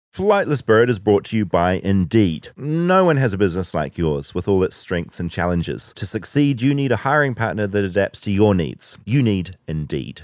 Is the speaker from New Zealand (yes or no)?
yes; New Zealand; now in United States